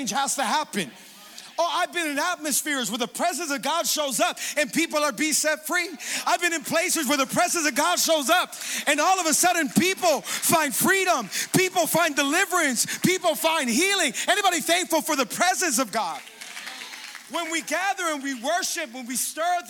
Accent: Hialeah, Florida, United States; I'm born and raised in Hialeah

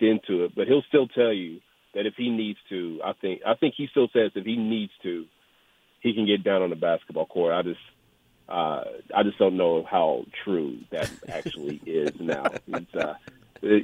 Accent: Cleveland, Tennessee, United States; also born or lived in Knoxville / Chattanooga; my hometown of Cleveland, which is about 20, 30 minutes away from Chat

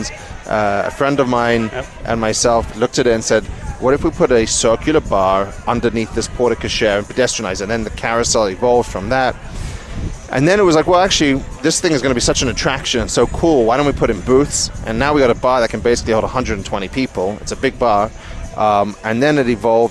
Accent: England, United Kingdom; I'm English

